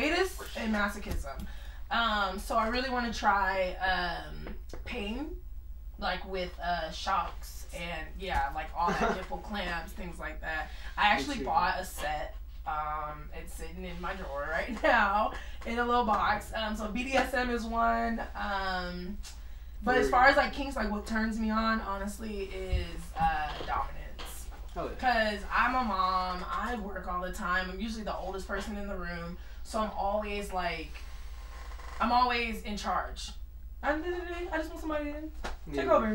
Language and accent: English; San Bernardino, California, United States; also born or lived in high desert, California / Alabama; San Bernardino, Fontana area